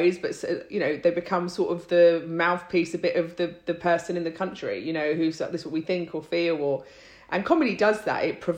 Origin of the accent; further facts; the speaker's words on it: London, United Kingdom; also born or lived in Ireland; Like my parents are Irish. I was born here, but, you know, spent a lot of my time in Ireland and, you know, that's sort of, so I consider myself Irish. I'm a Londoner, you know, like definitely.